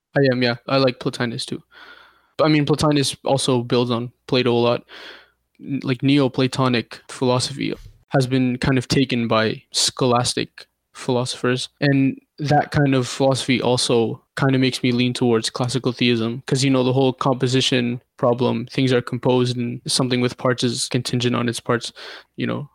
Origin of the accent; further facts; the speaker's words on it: Canada; also born or lived in Jordan / Iraq (ancestry); My parents are from Iraq, but I was born in Jordan, two thousand one, and we moved to Canada in two thousand two